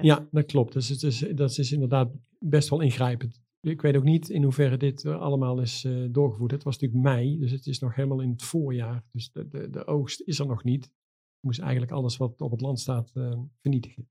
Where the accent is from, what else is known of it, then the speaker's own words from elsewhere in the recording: Netherlands; we zijn Nederlanders